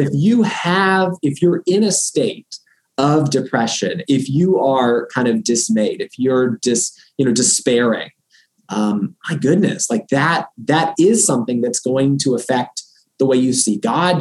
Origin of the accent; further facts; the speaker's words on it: Florida, United States; moved away as an adult; also born or lived in Boston / New Haven, Connecticut; now in Rochester, United States; we are originally from Florida